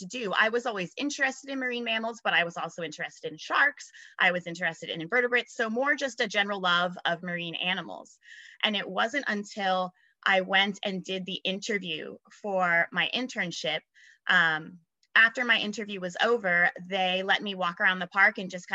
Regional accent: South Florida, United States; moved away as an adult; also born or lived in San Antonio, Texas; now in Miami, United States; I grew up in South Florida, and I always just grew up around the water

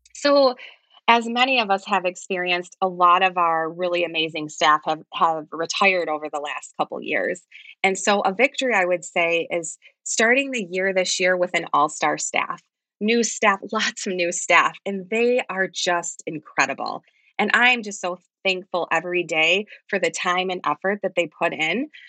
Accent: Grand Rapids, Muskegon area, Michigan, United States; moved away as an adult; now in East Jordan, United States; I'm originally from the Grand Rapids, Muskegon area

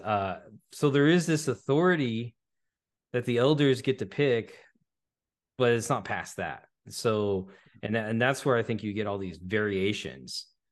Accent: California, United States; moved away as an adult; also born or lived in Dallas, Texas; now in Greenville, United States; I grew up in California

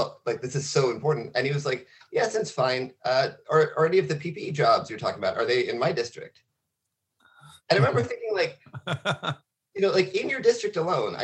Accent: Coast Range, Oregon, United States; I'm from the Coast Range. Very few people are, but I'm one of them.

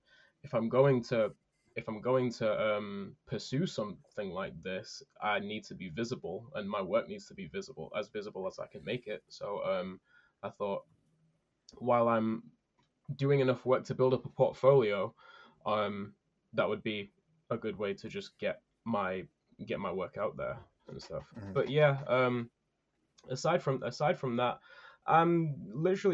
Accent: United Kingdom; I am a British coaster enthusiast

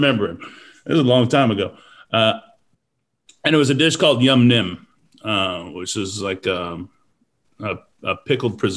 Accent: Tulsa, Oklahoma, United States; also born or lived in Nebraska; now in Houston, United States; I was born in Nebraska, and then we moved to Tulsa, Oklahoma, when I was one. It's kind of where I grew up

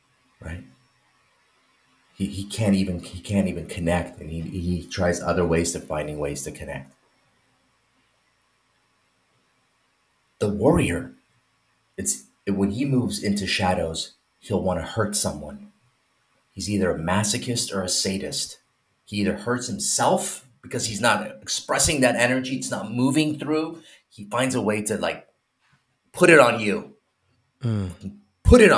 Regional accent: Iran; moved away; I'm from Iran

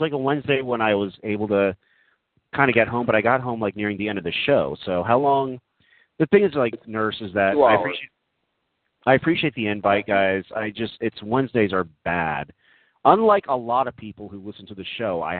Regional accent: North Texas, United States; I grew up in North Texas

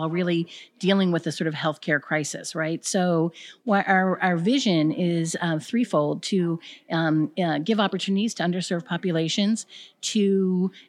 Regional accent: Baltimore, Maryland, United States; from Baltimore, Maryland

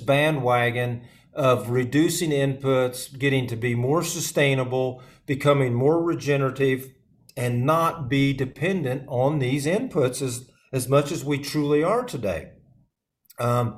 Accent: Midwest, United States; I grew up in the Midwest

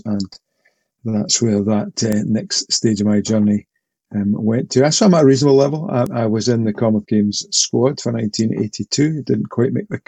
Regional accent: Port Glasgow, Scotland, United Kingdom; also born or lived in Paisley; I'm originally from Port Glasgow, which is a town on the Clyde, the Port of Glasgow, as it once was. I learned to swim there

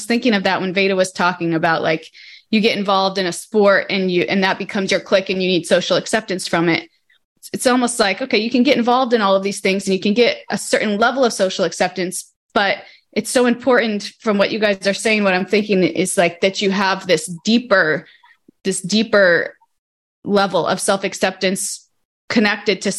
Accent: Missouri, United States; I grew up in Missouri, which was very Christian

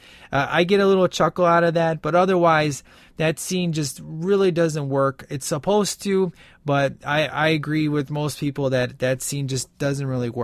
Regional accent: Chicago, Illinois, United States; You know, I grew up in like, it was a pretty bad part of town.

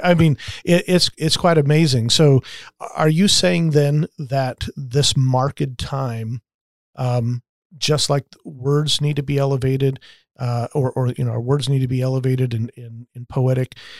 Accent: United States

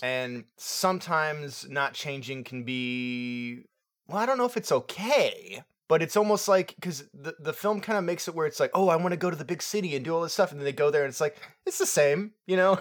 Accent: Florida, United States; moved away; I'm from Florida, um, originally. I'm not there anymore.

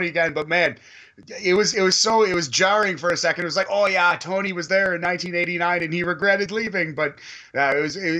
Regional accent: Toronto, Ontario, Canada; I'm from Toronto, I'm Canadian

